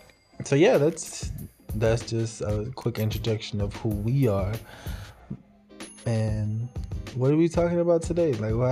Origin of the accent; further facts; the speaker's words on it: Dallas, Texas, United States; moved away as an adult; also born or lived in Houston, Texas / Nacogdoches, Texas; now in Corpus Christi, United States; I have moved around a little bit. I was born in Houston, but I grew up in Dallas. I'm a Dallas boy.